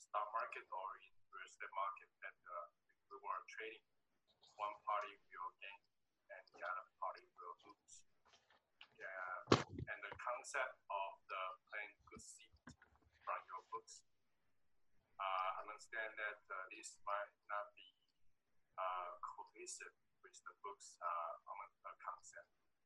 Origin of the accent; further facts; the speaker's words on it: Taiwan; from Taiwan.